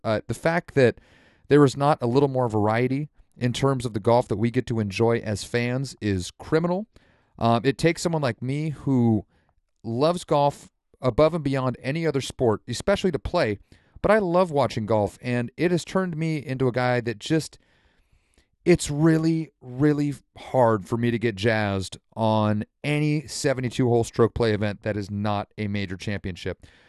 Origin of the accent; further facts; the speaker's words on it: Santa Rosa, California, United States; also born or lived in South Korea; Santa Rosa, my hometown here in California.